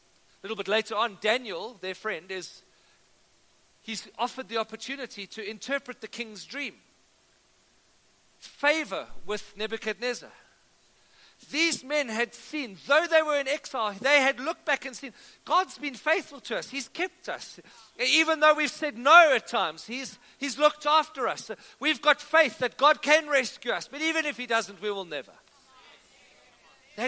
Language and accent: English; Cape Town, Western Cape, South Africa; I grew up in Cape Town